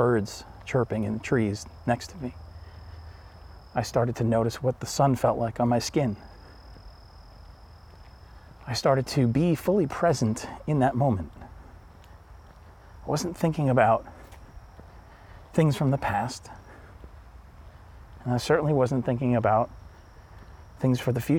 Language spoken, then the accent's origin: English; Northeast, United States; I'm from the Northeast and the pace of life is crazy here